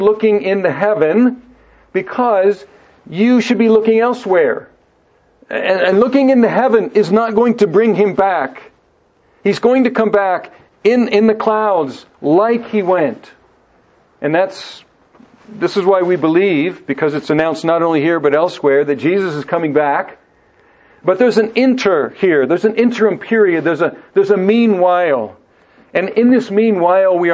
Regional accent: United States; moved away as an adult; also born or lived in Guadalajara, Mexico; I'm from the United States, I'm a Christian pastor, and I'm here to start new churches

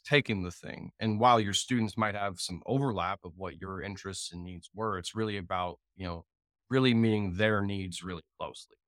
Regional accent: Jacksonville, Florida, United States; web developer from Jacksonville, Florida

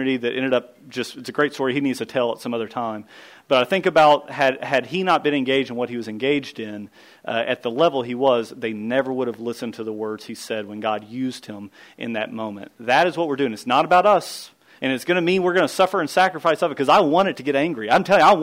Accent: United States; the DNA that's within me as an American rebel

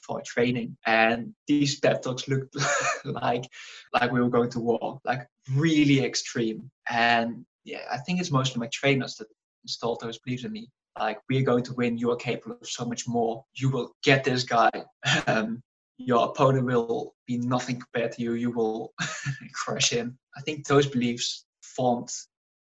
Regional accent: Netherlands; from the Netherlands, right bottom corner, little village, grew up doing a lot of sports

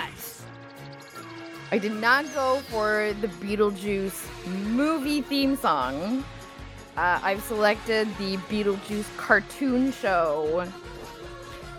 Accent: Canada; I'm Canadian

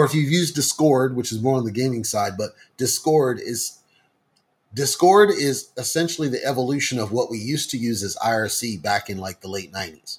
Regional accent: United States; speaking as an American

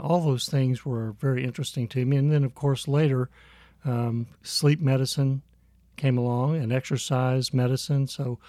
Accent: Midwest, United States; also born or lived in San Antonio; I was born in San Antonio and raised in the Midwest. We did not get to go out of the country.

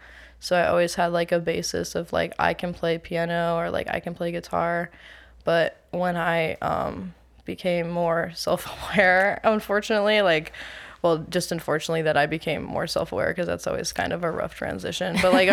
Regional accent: Maryland, United States; also born or lived in Tennessee / Connecticut; But I was born in Tennessee while my dad was in the army, and then we moved around a little. We lived in Connecticut for like the first few years of my existence, and then I've been in Maryland pretty much the whole time since then.

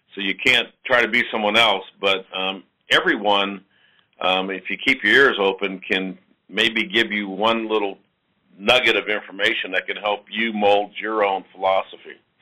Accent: New York, United States; also born or lived in New Orleans, Louisiana; I grew up in New York, and then I was actually born in New Orleans

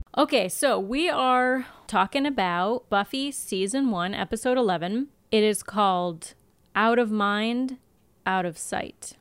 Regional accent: United States; I grew up in America

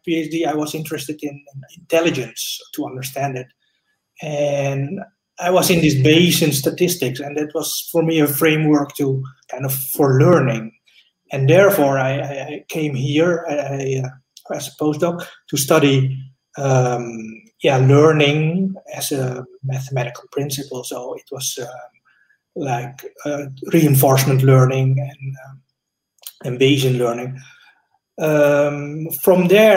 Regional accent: Netherlands; moved away as an adult; also born or lived in Indonesia / Japan / London; now in Switzerland; I grew up in Holland. I'm born in Indonesia.

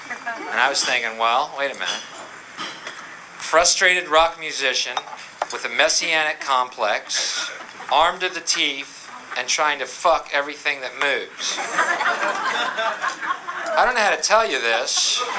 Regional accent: Texas, United States; I'm from Texas

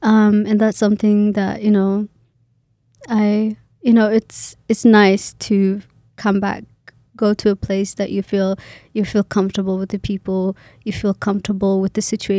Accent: Kenya; when I tell them I'm Kenyan or I'm from Kenya, I was born in Kenya, immediately assume I know Kiswahili.

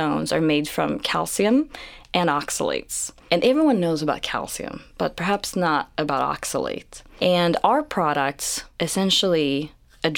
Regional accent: Sweden; moved away as an adult; also born or lived in Gothenburg, Sweden; now in United States; I actually was born and raised in Sweden. I grew up in a small town, but I spent most of my life in Gothenburg

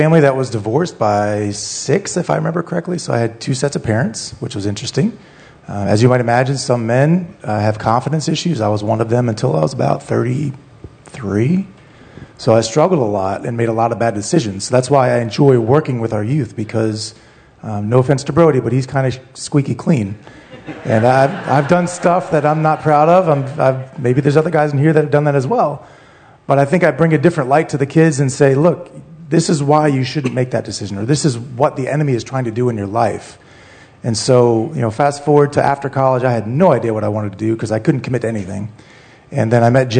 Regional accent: Centreville, Virginia, United States; moved away as an adult; also born or lived in New Jersey / Leesburg, Virginia; did live in Centerville, was a Centerville grad.

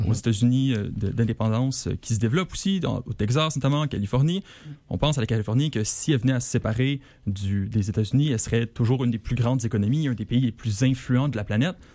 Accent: Quebec, Canada; en tant que Québécois.

